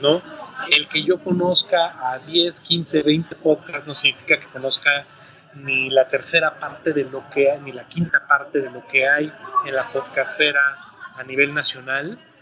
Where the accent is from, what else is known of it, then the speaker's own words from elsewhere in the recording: Mexico; tenemos la fortuna como mexicanos de que nos escuchen